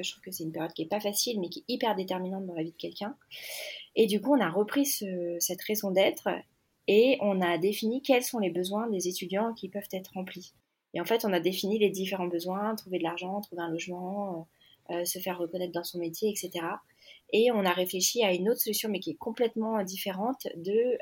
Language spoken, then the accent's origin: French; Annecy, Auvergne-Rhône-Alpes, France; moved away; je suis arrivée, moi, euh, retour dans ma ville natale après dix ans